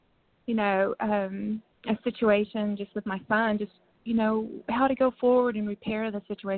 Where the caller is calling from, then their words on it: North Texas, United States; I'm calling from Texas, North Texas.